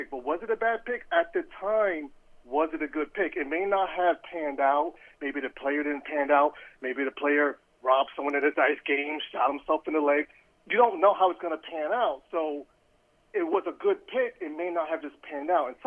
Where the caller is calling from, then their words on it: Pennsylvania, United States; Hey, guys … from Pennsylvania.